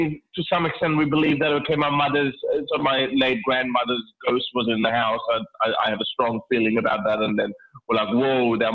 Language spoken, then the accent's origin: English; Lahore, Punjab, Pakistan; now in Australia; I was born in Lahore, Pakistan.